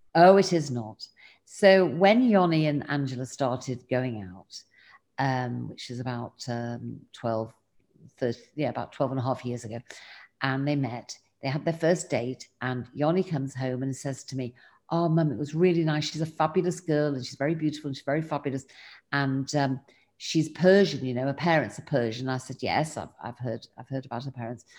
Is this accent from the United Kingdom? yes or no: yes; England, United Kingdom; now in Israel